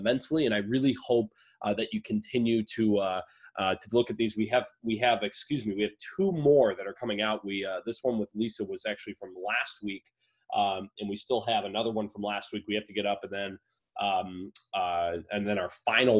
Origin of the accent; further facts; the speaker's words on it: Oakland County, Michigan, United States; my hometown, around the vicinity of my hometown in Oakland, Michigan